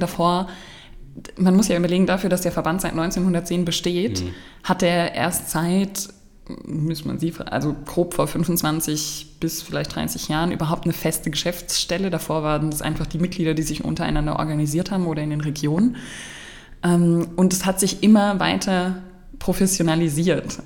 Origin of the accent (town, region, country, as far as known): Markelsheim, Baden-Württemberg, Germany; born or raised there; also born or lived in Stuttgart